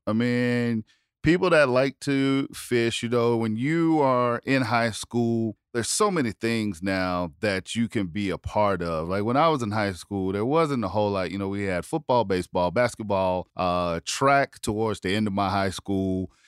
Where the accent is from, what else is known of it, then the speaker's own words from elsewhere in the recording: South Carolina, United States; I'm from South Carolina